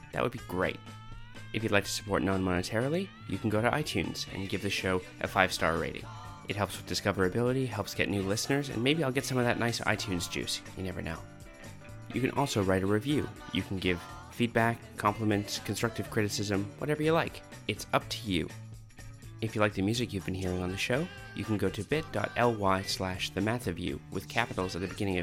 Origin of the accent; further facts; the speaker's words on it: Canada; moved away; also born or lived in Massey, Ontario; I grew up in Canada